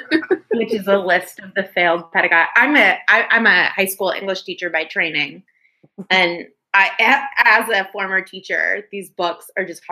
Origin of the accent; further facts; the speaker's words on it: California, United States; I'm from California, like you all.